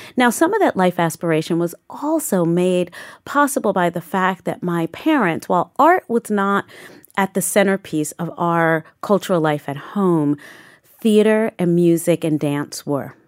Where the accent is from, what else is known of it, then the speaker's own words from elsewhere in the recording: New York City, New York, United States; I grew up in Southeast Queens, in Saint Albans, Queens